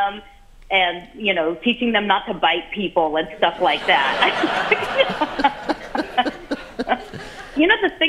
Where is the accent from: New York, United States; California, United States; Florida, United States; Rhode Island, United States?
California, United States; San Francisco; my hometown, San Francisco